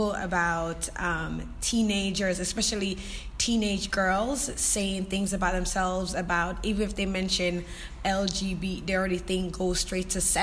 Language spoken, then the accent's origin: English; Jamaica; I'm Jamaican, and in my culture, that's taboo.